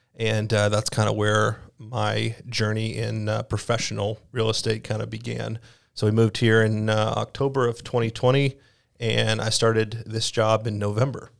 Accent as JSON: {"language": "English", "region": "Mississippi", "country": "United States", "tie": "born or raised there", "also_born_or_lived": "Tennessee", "moved": "as an adult", "lives_now": "Iowa, United States", "said": "I'm from Mississippi"}